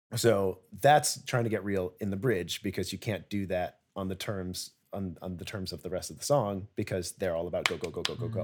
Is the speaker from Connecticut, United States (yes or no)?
yes; Connecticut, United States; now in New York, United States; I'm from Connecticut, which is nowhere. And I'm now an adult in New York